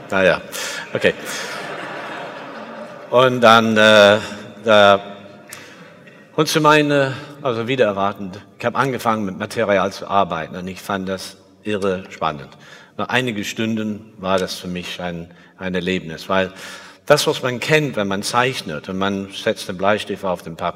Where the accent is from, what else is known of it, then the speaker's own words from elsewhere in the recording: England, United Kingdom; German is a second language; also born or lived in Liverpool; Ich bin in Liverpool geboren in 1949, bin als nur äh, drei Monate später weitergereist, habe keine nostalgische Erinnerung an die … oder irgendwas. Mein Vater war Flugzeugingenieur in der Luftfahrtindustrie und wir sind sehr viel umgezogen. Ich war in sieben Schulen in England